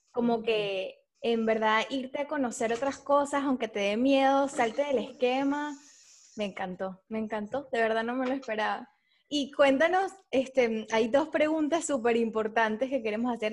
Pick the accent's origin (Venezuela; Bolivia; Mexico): Venezuela; moved away; las tres somos venezolanas